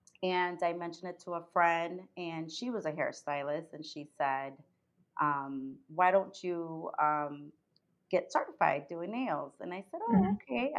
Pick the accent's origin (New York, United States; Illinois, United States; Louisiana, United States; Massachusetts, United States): Illinois, United States; Chicago; also born or lived in Cicero, Illinois; Yes, I was born in Chicago. I grew up in Pilsen and Little Village. Mm-hmm. Ended up in my teens in Cicero.